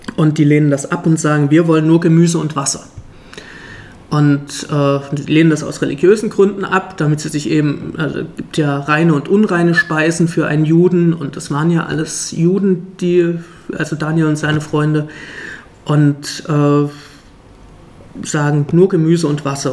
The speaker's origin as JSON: {"language": "German", "town": "Leipzig", "region": "Saxony", "country": "Germany", "also_born_or_lived": "Friedenau, Berlin", "moved": "yes", "lives_now": "Berlin, Germany", "said": "Ich komme auch aus dem Osten, nämlich ursprünglich aus Leipzig"}